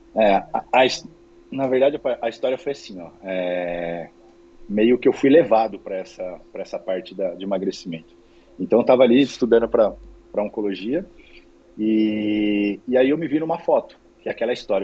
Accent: Dracena, São Paulo, Brazil; moved away as an adult; now in Balneário Camboriú, Brazil; na verdade sou dracenense de coração. Minha família continua toda aí, meus pais, minha irmã, sobrinho, continua tudo aí. É, eu saí de Dracena para estudar

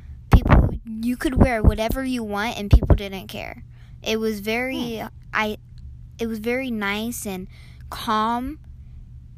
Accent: Kent, Washington, United States; I'm from Kent, Washington

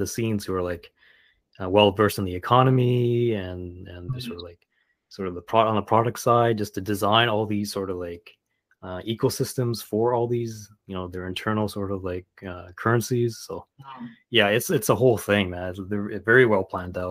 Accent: Canada; also born or lived in Vancouver; I'm Canadian

